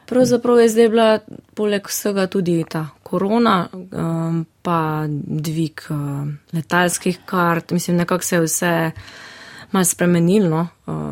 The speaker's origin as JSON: {"language": "Slovenian", "town": "Žalec", "region": "Savinjska", "country": "Slovenia", "tie": "born or raised there", "said": "v mojem domačem kraju, to je Žalec"}